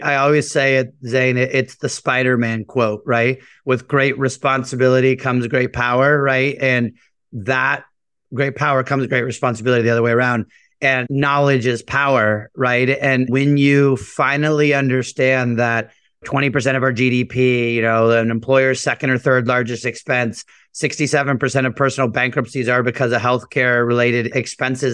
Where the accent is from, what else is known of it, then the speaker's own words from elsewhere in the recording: United States; also born or lived in San Juan, Puerto Rico; I was born in San Juan, Puerto Rico. I always say my parents moved us to the mainland chasing the American dream. Grew up in a very normal, hardworking immigrant household